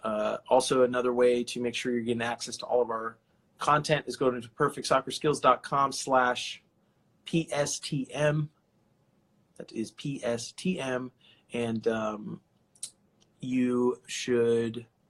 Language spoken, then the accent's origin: English; California, United States; my home state of California